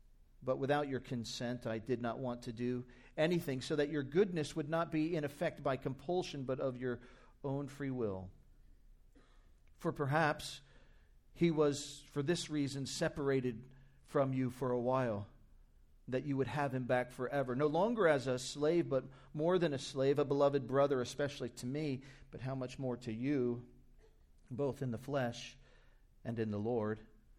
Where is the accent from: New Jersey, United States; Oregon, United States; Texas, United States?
New Jersey, United States; maybe back to my home state in New Jersey. Will someone not go to my people in New Jersey while I labor in the United Kingdom?